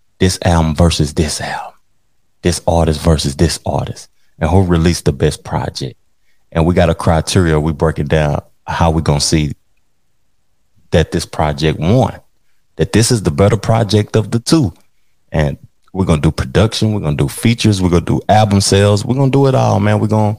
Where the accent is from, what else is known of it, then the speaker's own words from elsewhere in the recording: the South, United States; y'all know I'm from the South and I represent the South and I enjoy the South.